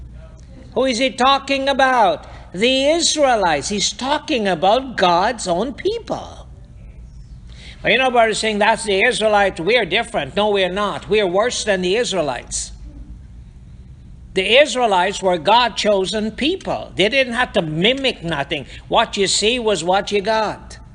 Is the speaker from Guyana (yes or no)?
yes; Guyana; moved away; also born or lived in Hartford, Connecticut, United States; we came out of Guyana, and we are in Hartford, Connecticut